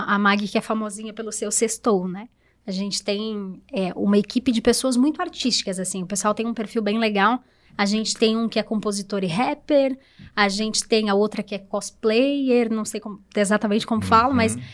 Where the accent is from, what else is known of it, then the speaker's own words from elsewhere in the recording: Presidente Nereu, Santa Catarina, Brazil; moved away as an adult; now in Rio do Sul, Brazil; sou de Presidente Nereu, né? Então, eu vim para Rio do Sul foi em 2013 para fazer faculdade também